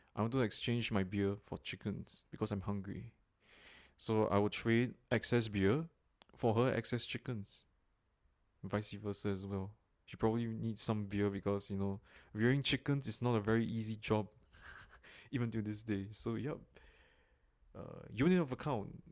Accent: Singapore; a Bitcoin investor and enthusiast, originally from Singapore

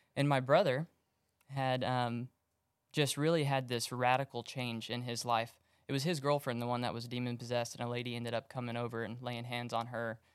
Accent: Magnolia, Texas, United States; I grew up in Magnolia, out in the woods.

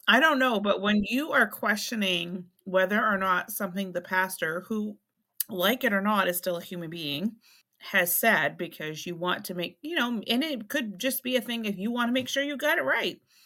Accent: South Berwick, Maine, United States; that's how it was for us growing up in South Berwick

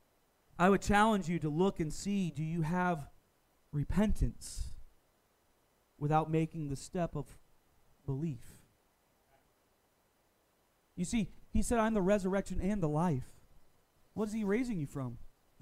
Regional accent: the South, United States; Now, most of my teenage years, I grew up in the Bible Belt. South Carolina, North Carolina, Georgia.

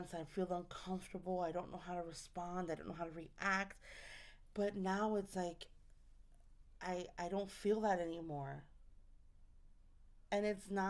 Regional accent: New York City, New York, United States; I'm from New York. I'm from the Bronx.

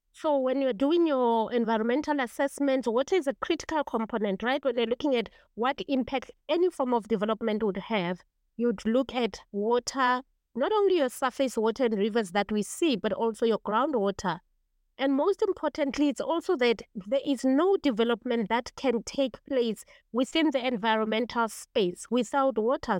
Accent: Kagiso, Gauteng, South Africa; I come from Kagiso, eh, which is an old mining township, and we don't have mountains and hills. We actually have mine dams, which we grew up no time to be our mountains

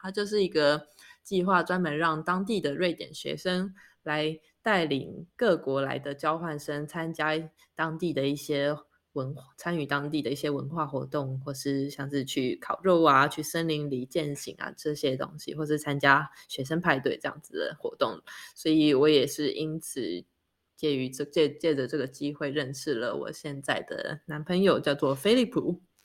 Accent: Taiwan; moved away as an adult; now in Sweden; 我们是台湾人，然后嗯。我们的爸妈都还在台湾生活，所以我们的时区都是以台湾为基准

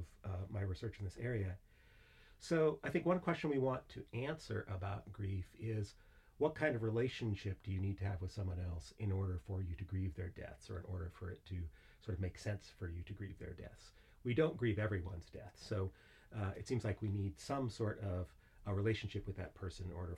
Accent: United States; moved away as an adult; also born or lived in Southern California; now in Edinburgh, United Kingdom; as my accent betokens, I'm from the very far west of Scotland, the United States, in fact

